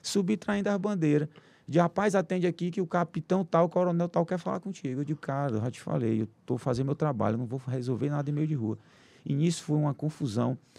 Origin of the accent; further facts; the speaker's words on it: Teresina, Piauí, Brazil; sou aqui de Teresina